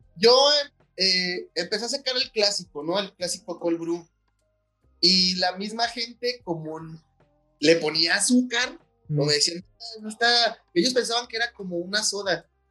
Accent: Mexico; como mexicanos

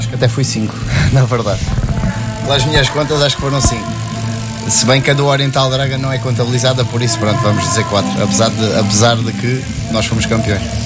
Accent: Montijo, Setúbal, Portugal; aqui no clube da minha terra

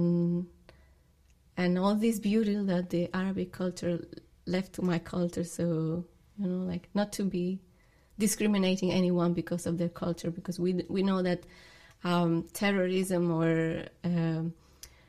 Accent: Granada, Andalusia, Spain; English is a second language; also born or lived in Barcelona; now in New York, United States; I come from Granada, which is a very small town

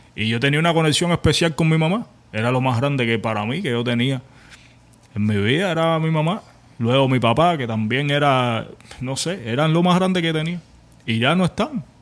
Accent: Cuba; moved away; vengo de Cuba, tengo patrones de carencia

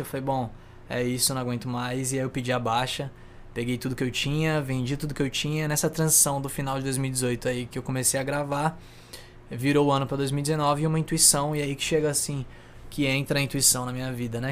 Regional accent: Santos, São Paulo, Brazil; also born or lived in São Vicente; Sou de Santos, tenho 23 anos, nascido e criado aqui em Santos, São Vicente

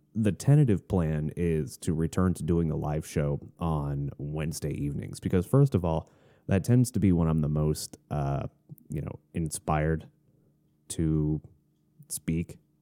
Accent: Florida, United States; moved away as an adult; also born or lived in Arizona; now in Tennessee, United States; we moved from Florida up to Arizona for one year, and then we moved back to Florida

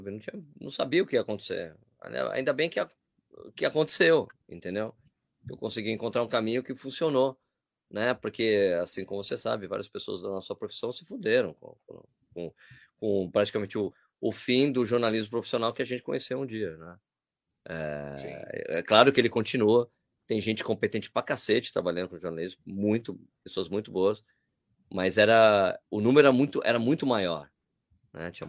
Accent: Brazil

